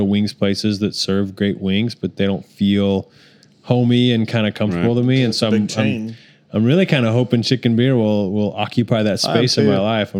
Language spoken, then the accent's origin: English; Salt Lake City, Utah, United States; now in Oklahoma City, United States; I'm from Salt Lake City